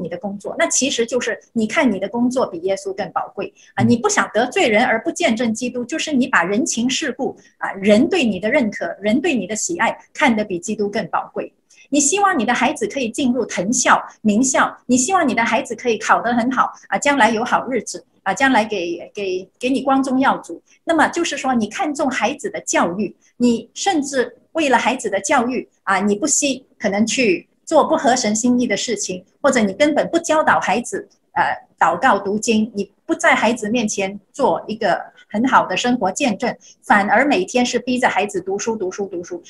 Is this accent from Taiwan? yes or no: no; China; moved away; 我小时候在中国生活